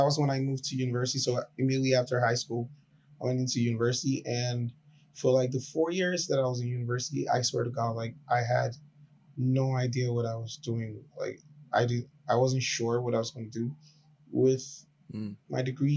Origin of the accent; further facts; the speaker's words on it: Nigeria; I'm feeling less Nigerian